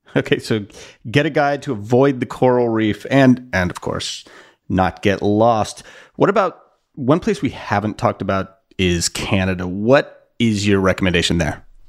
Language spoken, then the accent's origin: English; United States; as an American